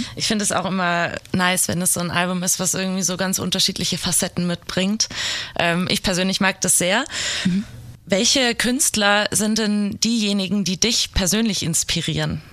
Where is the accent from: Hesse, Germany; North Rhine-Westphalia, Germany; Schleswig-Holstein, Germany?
Hesse, Germany; Giessen; Ich komme ja auch aus der Gegend, halt aus Gießen